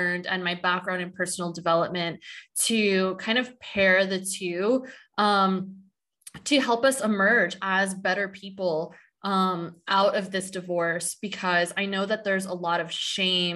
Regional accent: San Diego, California, United States; I'm from San Diego

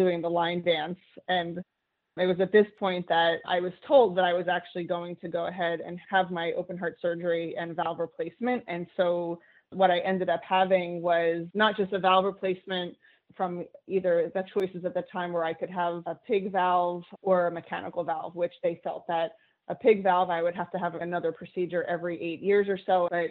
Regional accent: New Jersey, United States; I grew up in New Jersey

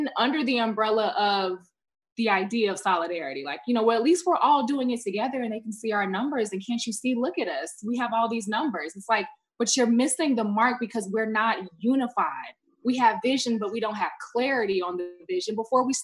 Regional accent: Chicago, Illinois, United States; moved away as an adult; now in Los Angeles, United States; I'm from Chicago originally. I've been in LA for about 5 years

